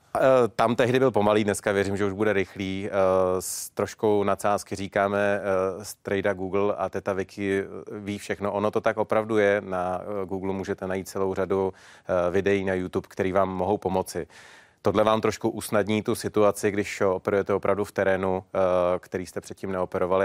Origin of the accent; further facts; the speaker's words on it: Czechia; my jako Češi